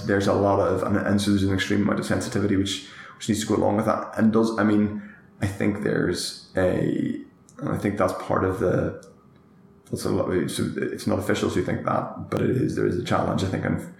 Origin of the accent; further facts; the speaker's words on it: Northern Ireland, United Kingdom; relation to where I come from, that's Northern Ireland, and indeed the whole island of Ireland, because I'm an Irish citizen.